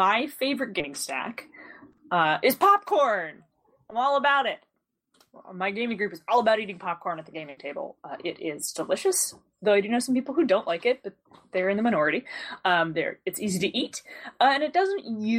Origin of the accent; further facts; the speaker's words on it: Pennsylvania, United States; I'm from Pennsylvania